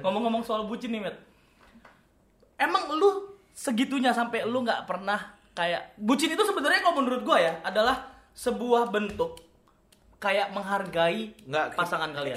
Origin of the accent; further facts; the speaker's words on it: Karo Batak home village, North Sumatra, Indonesia; moved away; kalau di kampung gua itu kan kental banget ya, adat Batak Karonya